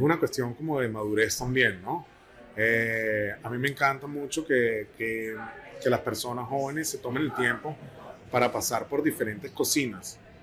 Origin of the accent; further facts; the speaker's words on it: San Cristóbal, Táchira, Venezuela; moved away; Yo soy de San Cristóbal